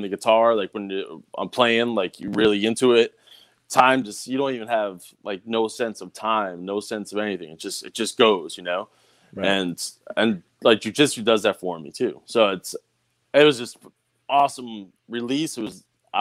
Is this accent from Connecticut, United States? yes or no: yes; Bridgeport, Connecticut, United States; growing up in Bridgeport, fucking just the East Coast attitude everyone has